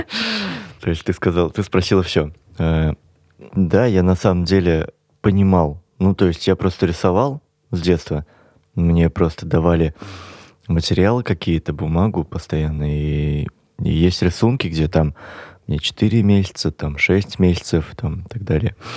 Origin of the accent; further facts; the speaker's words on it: Kazan, Tatarstan, Russia; moved away as an adult; now in Moscow, Russia; я уехал просто из Казани